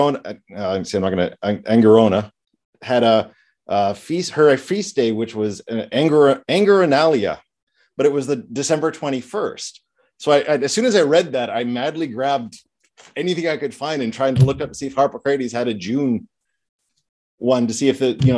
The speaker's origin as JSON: {"language": "English", "region": "England", "country": "United Kingdom", "said": "I'm an Englishman. I pronounce everything like an Englishman"}